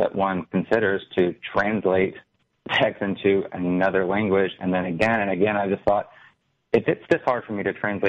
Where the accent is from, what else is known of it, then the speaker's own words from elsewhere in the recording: Alabama, United States; I've always lived in Alabama, the land of cotton